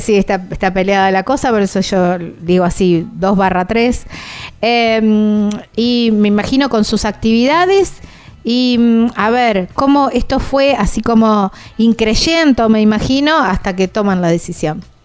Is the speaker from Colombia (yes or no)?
no; Argentina; son del sur de la provincia de Santa Fe, muy cerquita de donde yo soy